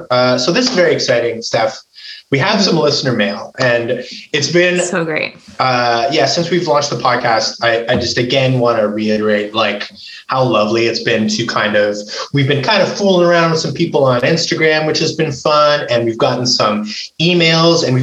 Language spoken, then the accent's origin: English; Montreal, Quebec, Canada; also born or lived in Toronto / London; now in Ottawa, Canada; I grew up in Montreal, home of Pendeli's Pizza, then lived in Toronto and London before settling in Ottawa 30 years ago.